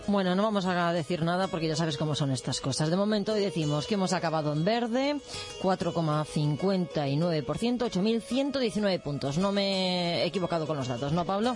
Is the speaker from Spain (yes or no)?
yes; Alcorcón, Community of Madrid, Spain; yo que soy de Alcorcón